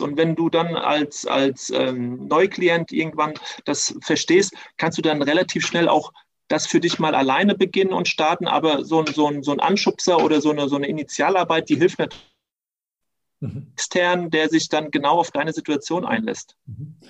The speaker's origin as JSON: {"language": "German", "country": "Germany", "also_born_or_lived": "Tunisia", "said": "ich bin halber Tunesier und durch diese drei Jahre konnte ich natürlich da sehr gut eintauchen und trotzdem äh, habe ich auch gemerkt, als Halbdeutscher zieht es mich auch wieder zurück nach Deutschland"}